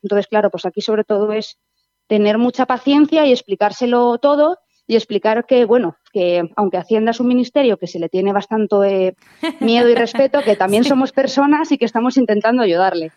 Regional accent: Valencia, Valencian Community, Spain; moved away as an adult; now in Lleida, Spain; yo soy de, la, de Valencia

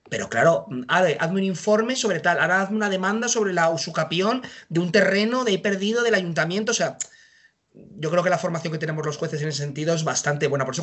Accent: Madrid, Community of Madrid, Spain; yo soy de Madrid, así que estuve en Madrid

